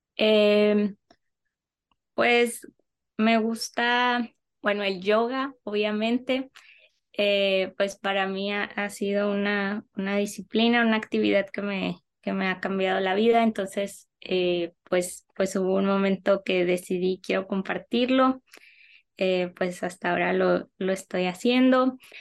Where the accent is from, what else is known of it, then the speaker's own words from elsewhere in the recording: Navojoa, Sonora, Mexico; also born or lived in Mexico City; yo soy de Naujoa, Sonora